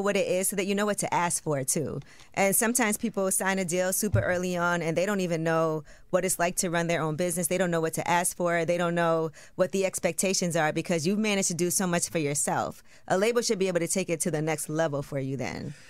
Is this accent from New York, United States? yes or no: yes; New York, United States; I'm from New York.